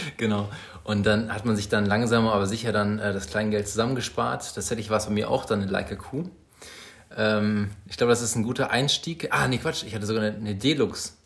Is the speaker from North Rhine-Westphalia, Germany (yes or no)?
yes; Bielefeld, North Rhine-Westphalia, Germany; wir kommen beide aus Bielefeld